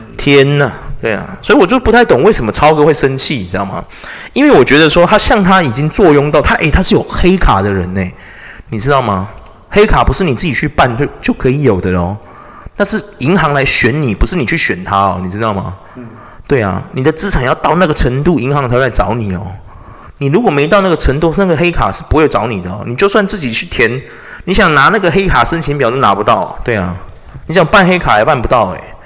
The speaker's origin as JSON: {"language": "Chinese", "country": "Taiwan", "said": "我们台湾人很特别"}